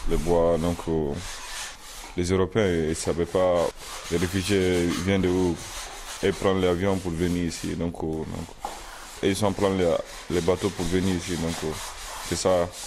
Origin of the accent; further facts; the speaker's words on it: Libya; moved away; Je viens de Libye. On a quitté la guerre de Libye pour venir ici.